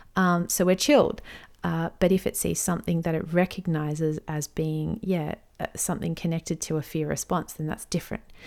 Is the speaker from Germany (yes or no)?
no; Australia; I'm an Aussie mum in my thirties